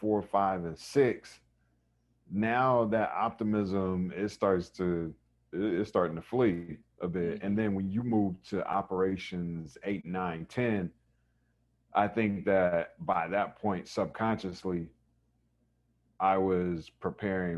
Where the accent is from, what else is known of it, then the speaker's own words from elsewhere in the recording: Raleigh, North Carolina, United States; I grew up in Raleigh, North Carolina. So East Coast kid.